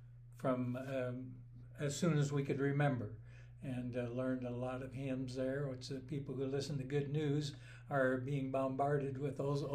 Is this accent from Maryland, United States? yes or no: no; Nebraska, United States; I grew up in Nebraska, 7 miles from a town of 200.